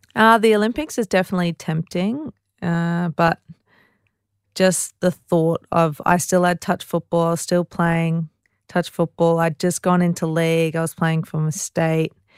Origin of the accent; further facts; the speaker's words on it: Ipswich, Queensland, Australia; I'm very proud to say that I'm from Ipswich